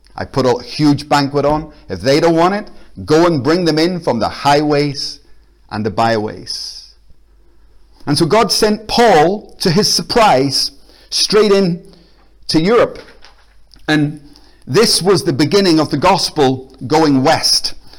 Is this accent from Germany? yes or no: no; Belfast, Northern Ireland, United Kingdom; now in Glasgow, United Kingdom; I'm from Belfast. I'm actually Irish